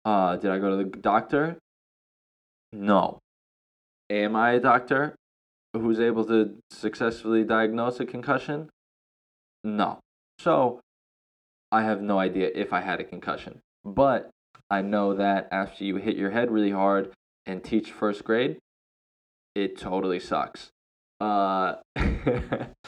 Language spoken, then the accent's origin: English; United States; moved away as an adult; now in Thailand; me as an American